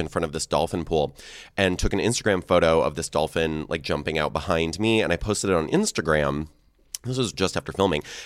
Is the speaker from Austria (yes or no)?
no; Seattle, Washington, United States; I'm from Seattle